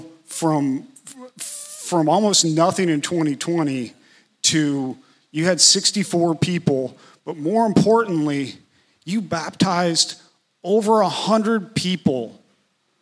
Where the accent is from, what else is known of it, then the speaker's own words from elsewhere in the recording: Atlanta, Georgia, United States; I was from Atlanta